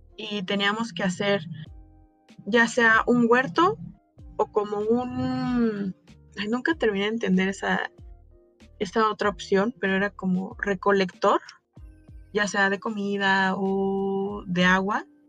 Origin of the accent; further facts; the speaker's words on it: Mexico; como mexicana